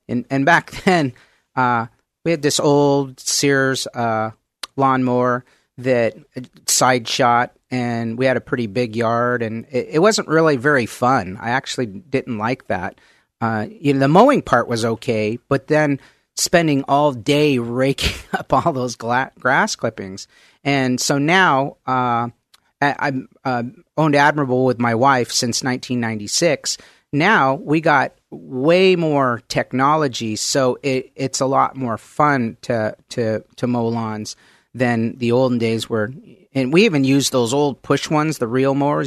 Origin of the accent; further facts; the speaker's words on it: Mount Vernon, Washington, United States; also born or lived in Oak Harbor, Washington; pretty much grew up in, uh, Mount Vernon, Washington